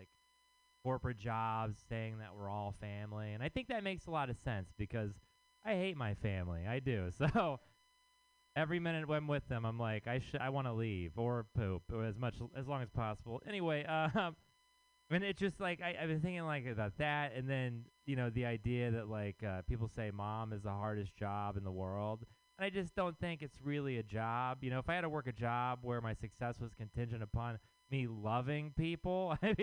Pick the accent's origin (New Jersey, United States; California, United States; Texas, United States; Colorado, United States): Texas, United States; now in San Francisco, United States; I am from Texas